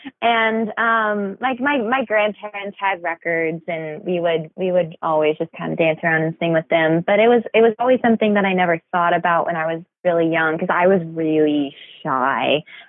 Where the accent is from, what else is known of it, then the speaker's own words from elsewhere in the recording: Athens, Georgia, United States; I'm from Athens, Georgia.